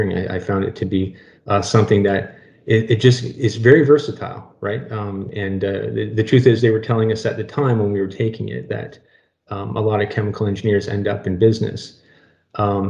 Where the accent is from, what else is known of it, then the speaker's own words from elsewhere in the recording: Corunna, Ontario, Canada; also born or lived in Sarnia area, Ontario; I'm actually from Corunna, Ontario